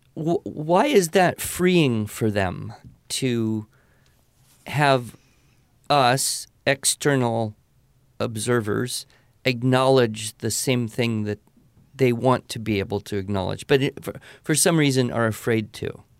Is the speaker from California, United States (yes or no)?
yes; California, United States; I grew up in California